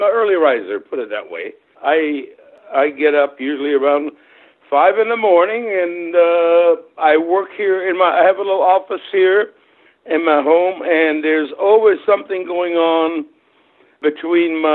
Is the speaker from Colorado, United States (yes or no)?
no; Wilmington, North Carolina, United States; English is a second language; moved away as an adult; also born or lived in Germany / Nashville, Tennessee; now in Cayman Islands; I'm originally from Germany. I was born in Germany. My parents are both German. When I was about 8 years old, my mother remarried to a guy in the United States Air Force who was stationed in Germany. And through that, I ended up in the U.S. And so I was sort of brought up along the shores of North Carolina, Wrightsville Beach area, Wilmington, that area